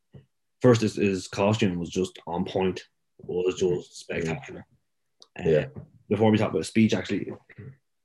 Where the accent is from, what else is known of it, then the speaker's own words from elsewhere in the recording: Ireland; us being white Irish kids